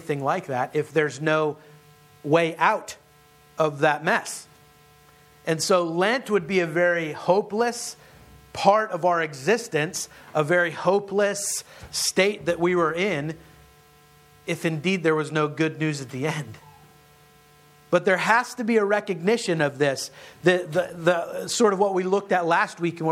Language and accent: English; Western Pennsylvania, United States; now in Hatboro, Pennsylvania, United States; I grew up in Western Pennsylvania, where we still call them mountains.